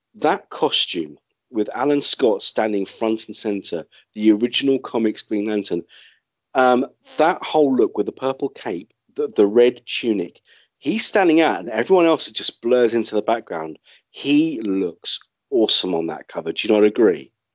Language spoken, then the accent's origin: English; London, United Kingdom; my hometown of London